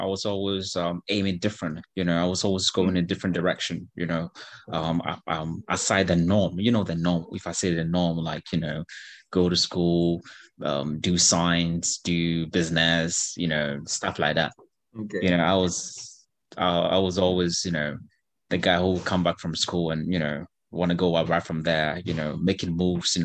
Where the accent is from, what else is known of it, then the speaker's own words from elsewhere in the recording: Accra, Greater Accra, Ghana; I was raised in Accra